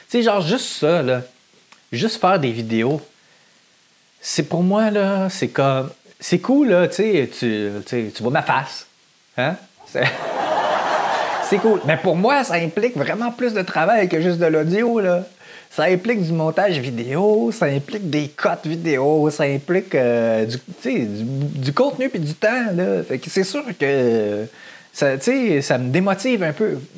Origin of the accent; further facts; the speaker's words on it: Saint-Lin-des-Laurentides, Quebec, Canada; Je viens de Saint-Lin-des-Laurentides